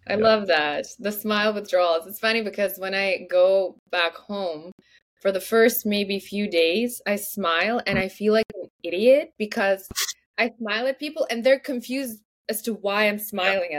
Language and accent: English; Moldova; first language Russian; English is a second language; now in Vancouver, Canada; My first language is Russian, and my second language used to be Romanian because in Moldova